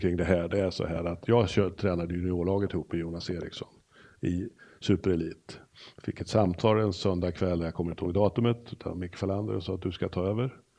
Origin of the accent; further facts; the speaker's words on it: Örebro, Örebro County, Sweden; vi är ju nog väldigt lika på just att vi är örebroare